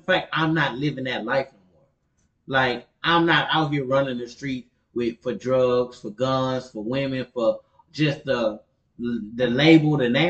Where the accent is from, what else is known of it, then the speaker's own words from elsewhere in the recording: Houston, Texas, United States; also born or lived in Canada; born in Canada, but I was raised in Acres home, so I'm always in the area